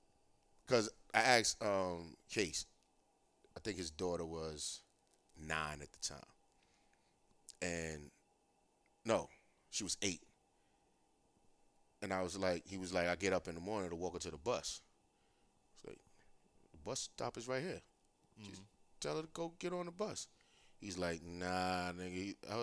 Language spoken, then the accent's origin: English; New York City, New York, United States; also born or lived in Brooklyn / Bronx; even when I moved from Harlem, we still went to school in Harlem.